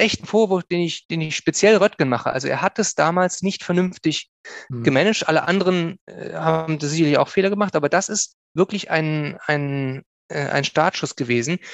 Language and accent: German; Bonn, North Rhine-Westphalia, Germany; also born or lived in Cologne / Hesse / Bielefeld; geboren in Köln, aufgewachsen hauptsächlich in Bonn und weite Teile im Rheinland mit einem kleinen mhm. Abstecher nach Hessen